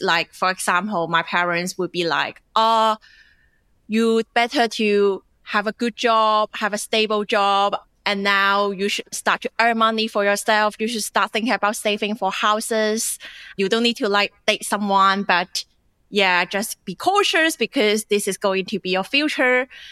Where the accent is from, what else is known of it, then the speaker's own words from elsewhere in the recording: China; moved away as an adult; now in Australia; I grew up in China